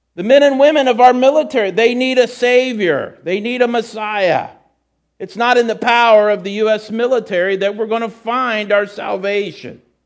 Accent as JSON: {"language": "English", "country": "United States", "said": "as a Christian, despite being an American"}